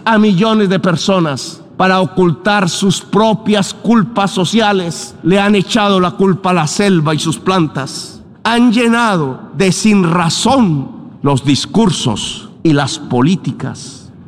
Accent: Colombia; en mi país

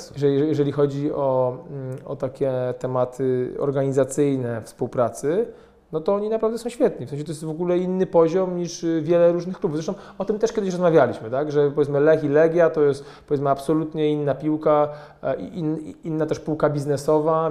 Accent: Poland; my pochodzimy z małego miasta

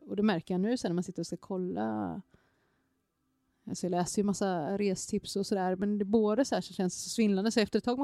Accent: Gangnam, Seoul, South Korea; born there; just för att jag inser att jag är född i Gangnam

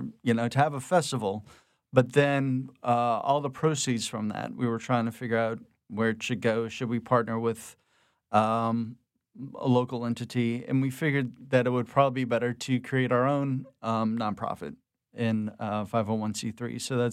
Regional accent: Houma, Louisiana, United States; I was born down in Houma, Louisiana, but have a lot of family from the city, going back a couple of generations. My mom's from Abbeville, so I've kind of got rural and city folk kind of coming together to kind of help raise me in the suburbs down in the bayous.

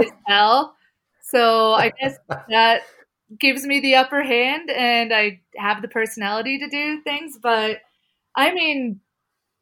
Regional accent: Colorado, United States; growing up in Colorado and it kind of being a cow town type city

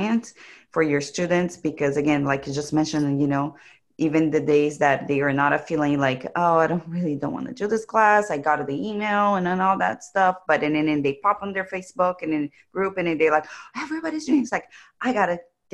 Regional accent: Brazil; I'm from Brazil

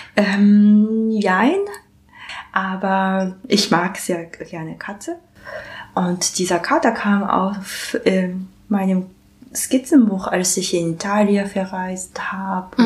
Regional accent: Japan; German is a second language; moved away as an adult; now in Berlin, Germany; ich komme aus Japan. Und seit 2006 lebe ich und arbeite ich in Berlin

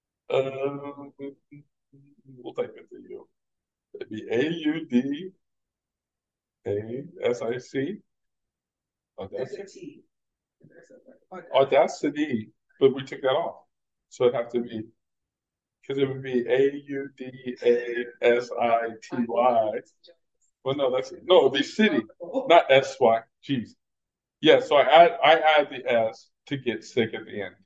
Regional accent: Texas, United States; I'm from Texas

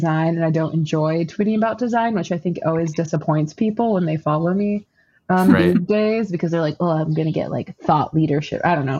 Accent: Florida, United States; I was born in Florida. I was born in Central Florida to an immigrant father who's from the Middle East.

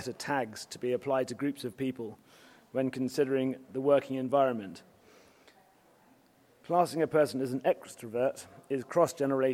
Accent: United Kingdom; being a Brit

